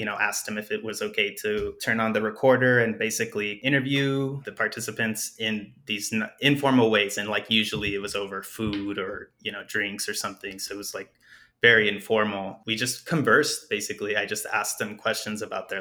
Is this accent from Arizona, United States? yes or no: yes; Douglas, Arizona, United States; moved away; also born or lived in Agua Prieta, Sonora, Mexico; I was growing up in Douglas